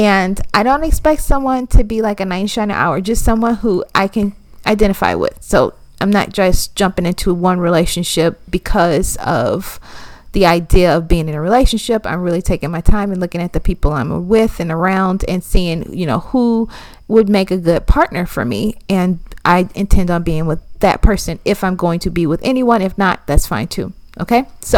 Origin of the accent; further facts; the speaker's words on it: Minnesota, United States; Yes, I'm from Minnesota. Okay, so we know cold in Minnesota.